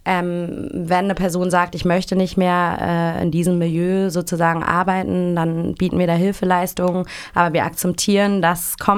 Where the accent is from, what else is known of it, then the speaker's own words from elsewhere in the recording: Hamburg, Germany; ich komme aus Hamburg